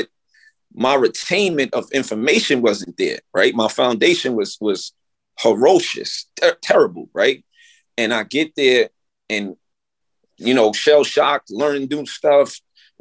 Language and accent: English; New York City, New York, United States; growing up in the Bronx